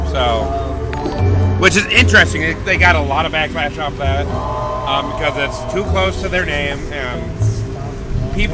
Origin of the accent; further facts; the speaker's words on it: Texas, United States; Well, hi, I'm from Texas.